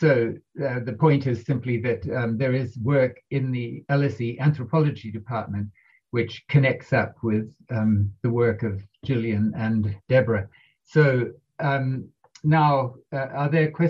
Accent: New Zealand; I'm from New Zealand.

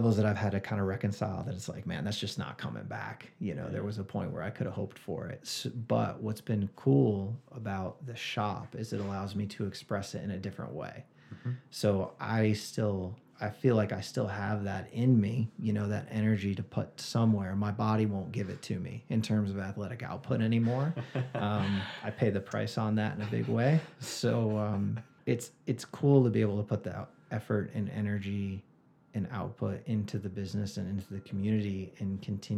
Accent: Rochester, New York, United States; now in Flagstaff, United States; I grew up in outside of Rochester, New York

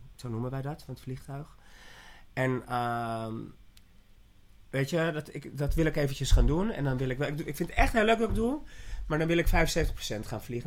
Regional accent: Haarlem, North Holland, Netherlands; also born or lived in Ibiza; ik ben zelf van Haarlem

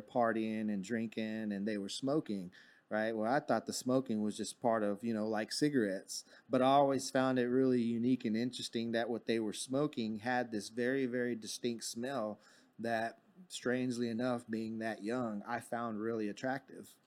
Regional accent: Fort Worth, Texas, United States; I actually grew up in Fort Worth. I was born in Fort Worth at John

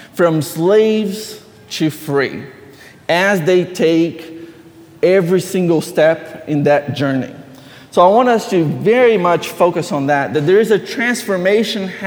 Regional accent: Brazil; moved away; I grew up in Brazil

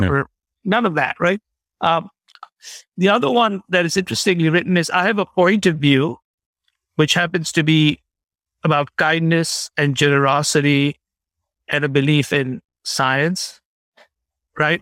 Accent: India; moved away as an adult; also born or lived in Chicago; I grew up in India

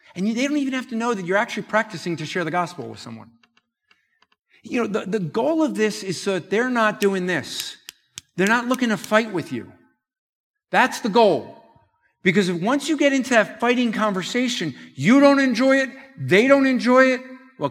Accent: New Jersey, United States; I'm from Jersey

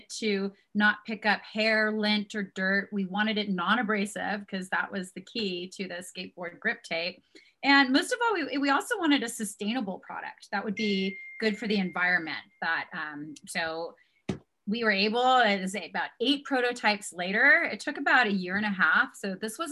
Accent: San Diego, California, United States; now in Park City, United States; here in Park City, Utah, where we live. And we're originally from San Diego

